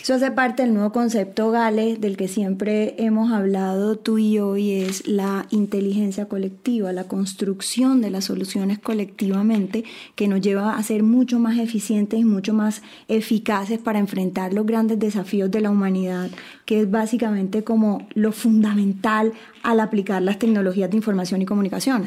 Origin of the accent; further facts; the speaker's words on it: Colombia; yo soy colombiana